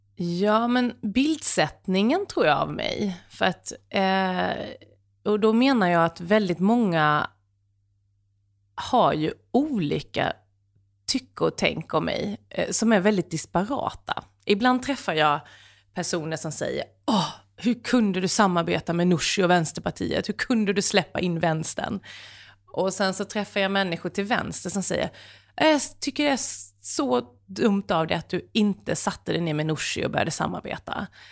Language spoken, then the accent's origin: Swedish; Sweden; jag är ju ändå svensk